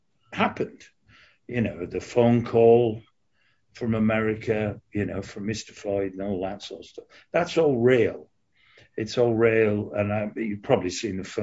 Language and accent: English; Hull, Yorkshire and the Humber, United Kingdom; moved away as an adult; also born or lived in London; I left Hull, my hometown, and went down to London